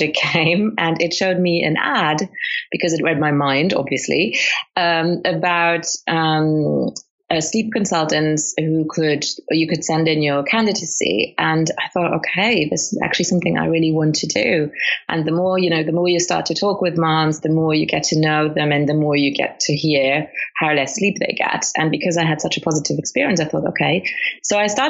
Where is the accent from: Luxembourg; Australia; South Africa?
Luxembourg; English is a second language; also born or lived in Colombia / United Kingdom; absolutely bred completely in Luxembourg. So I've lived there all my life